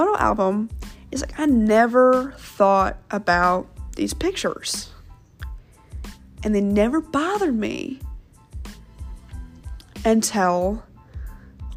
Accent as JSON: {"language": "English", "town": "Kansas City", "country": "United States", "tie": "born or raised there", "also_born_or_lived": "St. Louis, Missouri", "said": "when I moved from St. Louis to Kansas City, when I was in, second grade"}